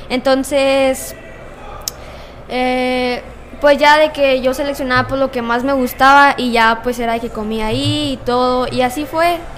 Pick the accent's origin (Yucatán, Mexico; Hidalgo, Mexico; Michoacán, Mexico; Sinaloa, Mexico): Hidalgo, Mexico; Pachuca; ¿de dónde vienes? No, vengo de, de no, vengo de Pachuca y yo.